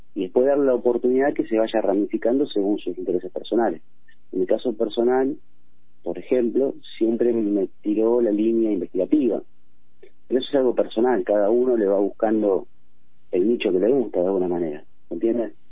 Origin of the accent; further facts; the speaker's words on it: Buenos Aires Province, Argentina; moved away as an adult; now in Miramar, Argentina; claramente yo soy de la Buenos Aires, de la zona oeste, y he migrado por toda la provincia justamente en mi actividad